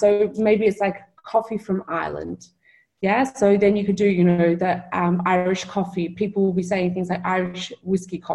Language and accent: English; Melbourne, Victoria, Australia; moved away; I'm from Melbourne in Australia